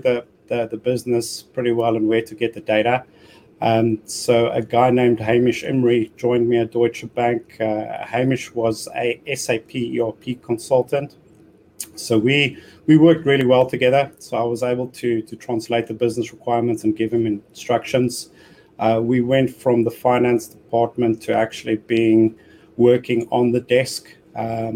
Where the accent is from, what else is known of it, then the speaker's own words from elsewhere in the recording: South Africa; moved away as an adult; now in United Kingdom; I was born and educated in South Africa, but I came across to the UK, it's probably in 2005